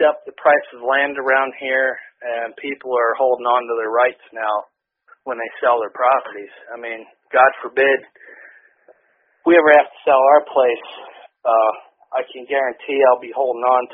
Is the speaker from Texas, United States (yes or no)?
no; Williamsport, Pennsylvania, United States; I grew up not far from here. You know, I was a Williamsport native most of my life